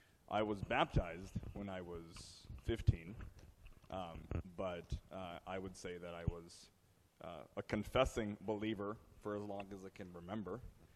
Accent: United States; I was born in America.

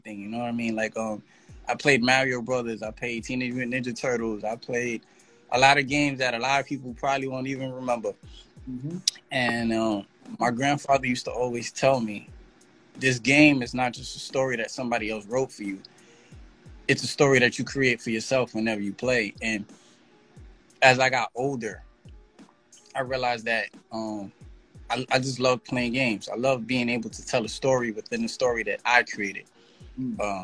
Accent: New York City, New York, United States; also born or lived in Texas; I come from the Bronx. I'm a New York City resident, native. Been here all my life except for 1 year when I moved to Texas

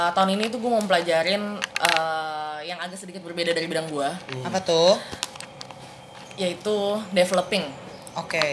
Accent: Bogor, West Java, Indonesia; Aku orang Bogor

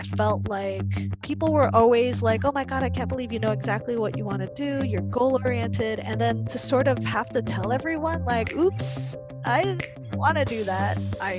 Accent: Indianapolis, Indiana, United States; I grew up in Indianapolis, Indiana, in the 80s. And, you know, people find it hard to believe that I'm Filipino-American.

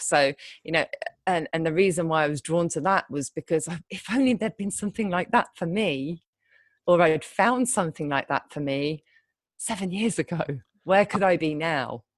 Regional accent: United Kingdom; moved away as an adult; also born or lived in London; now in Thailand; I'm British

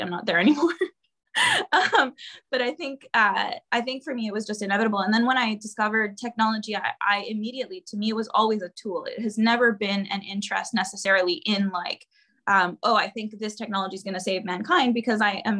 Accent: Honduras; my home country, Honduras, where I was living and I was born and raised

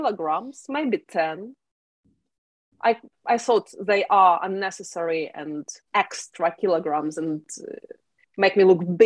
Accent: Ukraine; moved away as an adult; now in United Kingdom; Originally, I'm from Ukraine

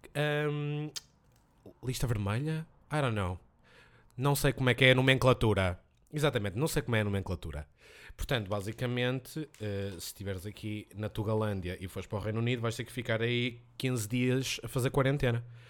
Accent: Portugal; Eu sou de Tuga

